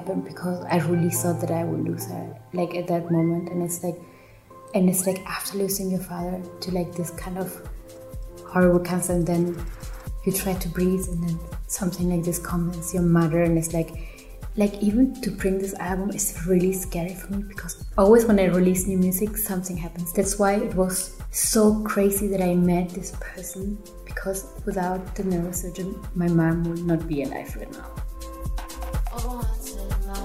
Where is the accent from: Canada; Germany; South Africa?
Germany; also born or lived in Peru; I grew up in Germany